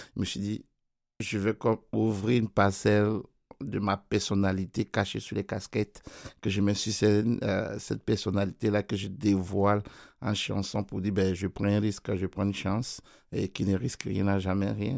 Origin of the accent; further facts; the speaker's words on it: Côte d’Ivoire; moved away; mon pays d'origine d'où je viens. Parce qu'en Côte d'Ivoire